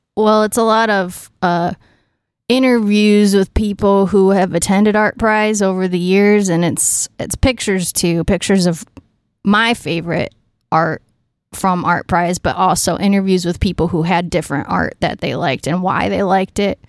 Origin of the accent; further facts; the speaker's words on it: Allegan, Michigan, United States; I grew up just a little bit south of Grand Rapids